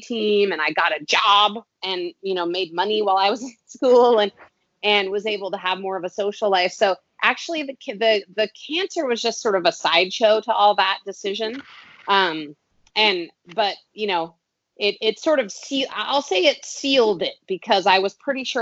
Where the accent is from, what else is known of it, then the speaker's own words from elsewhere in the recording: Boulder, Colorado, United States; growing up in Boulder, Colorado